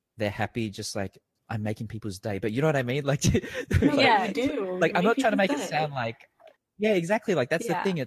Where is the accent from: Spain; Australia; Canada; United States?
Australia; moved away as an adult; now in Thailand; growing up in Australia